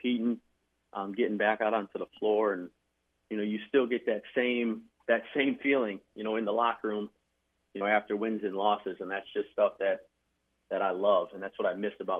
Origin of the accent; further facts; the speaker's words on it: Crown Point, Indiana, United States; From Crown Point, Indiana, I'm someone who's very proud of where I've come from, my hometown